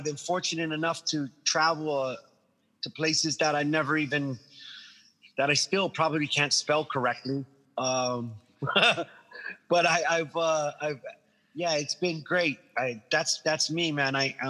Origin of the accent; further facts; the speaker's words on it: Guam; moved away; also born or lived in Hawaii / London; I was born in Hawaii. My dad was in the military when I was when I was coming into the world, and he was stationed in Hawaii. But yes, I'm originally from Guam, from the island of Guam.